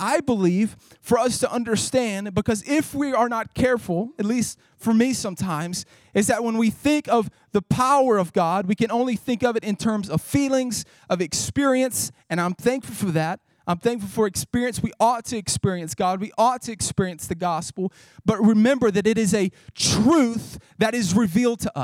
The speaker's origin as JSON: {"language": "English", "region": "Northeast Mississippi", "country": "United States", "tie": "born or raised there", "said": "I grew up Pentecostal back in Northeast Mississippi"}